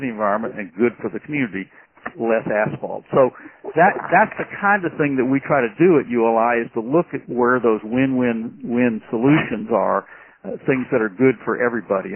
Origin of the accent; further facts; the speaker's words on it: Birmingham, Alabama, United States; I grew up in Birmingham, Alabama